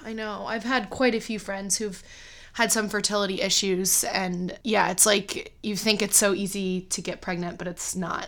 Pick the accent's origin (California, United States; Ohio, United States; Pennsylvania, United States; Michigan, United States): Ohio, United States; Cleveland; moved away as an adult; also born or lived in China; I, um, live near my hometown now in Cleveland, Ohio, which I never expected I would move back to Cleveland